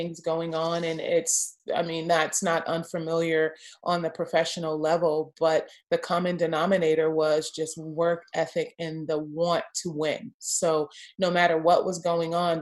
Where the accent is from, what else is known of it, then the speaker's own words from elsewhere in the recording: Los Angeles, California, United States; moved away; also born or lived in Houston; I'm from Los Angeles, USC